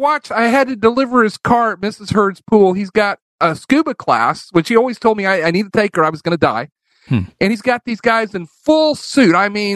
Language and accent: English; Colombia; born there; Flew helicopter for Standard Oil, and that's why I was born in Colombia rather than America.